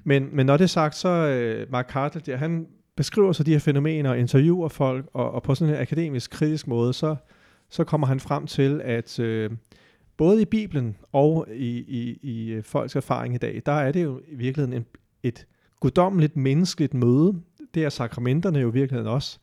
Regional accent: Denmark; vi som danskere

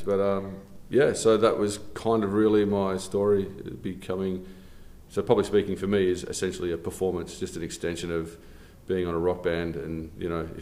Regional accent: United Kingdom; also born or lived in Australia / China / Uzbekistan; now in Abu Dhabi, United Arab Emirates; Worked in China, Uzbekistan, grew up in Britain, been around a few places, now in Abu Dhabi 2 years

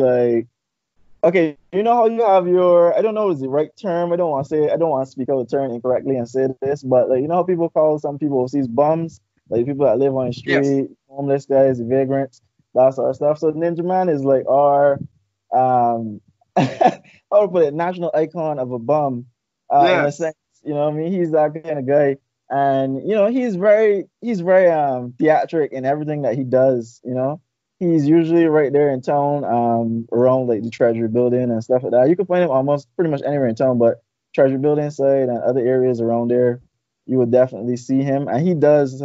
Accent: Barbados; I'm from Barbados

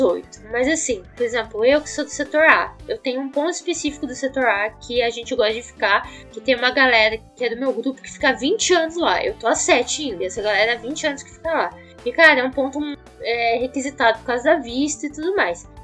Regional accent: Curitiba, Paraná, Brazil; eu sou de Curitiba, não sou de São Paulo

